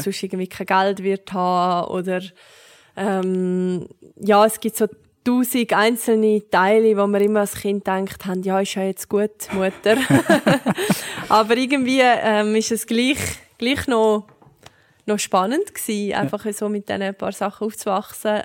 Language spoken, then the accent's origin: German; Zurich, Switzerland; ich bin in Zürich aufgewachsen